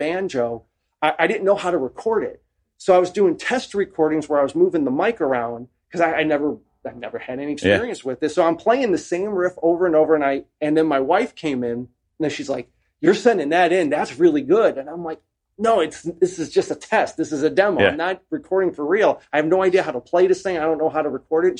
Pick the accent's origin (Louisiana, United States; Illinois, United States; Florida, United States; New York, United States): Illinois, United States; Chicago; moved away as an adult; also born or lived in Mississippi; growing up in Chicago